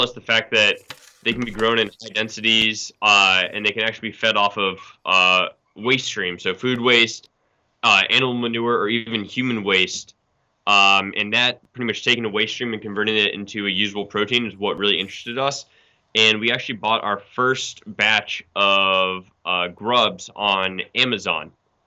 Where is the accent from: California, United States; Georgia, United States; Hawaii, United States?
Georgia, United States; Atlanta; We grew up in Atlanta suburbs